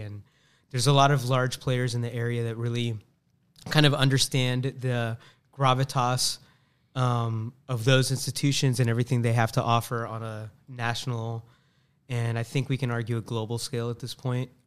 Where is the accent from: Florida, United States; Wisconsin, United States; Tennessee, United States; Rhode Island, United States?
Florida, United States; Tampa; also born or lived in Boston; Born and raised in Tampa